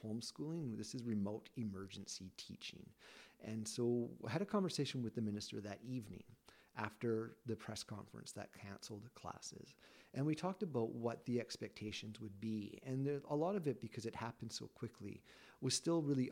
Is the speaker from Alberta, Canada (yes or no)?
yes; Lethbridge, Alberta, Canada; I am from Lethbridge.